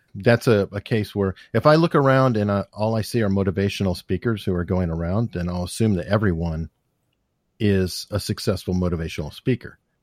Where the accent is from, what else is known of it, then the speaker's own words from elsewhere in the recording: Tucson, Arizona, United States; I grew up in Tucson